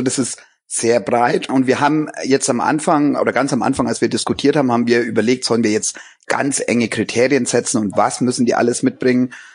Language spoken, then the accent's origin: German; Germany; bei uns in Deutschland